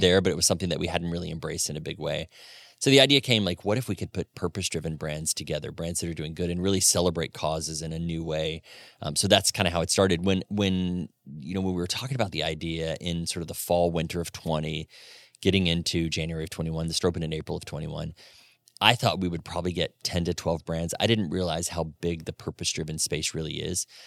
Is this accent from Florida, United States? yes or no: yes; Florida, United States; moved away as an adult; also born or lived in Atlanta / Birmingham, Alabama / Knoxville, Tennessee / New York City; now in Fort Wayne, United States; born and raised in Florida